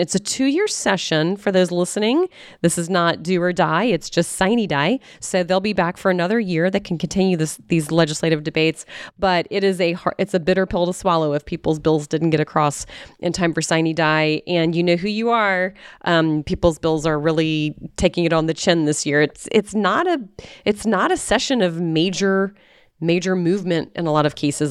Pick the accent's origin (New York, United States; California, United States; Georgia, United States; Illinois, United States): Georgia, United States; Atlanta; I grew up here in Atlanta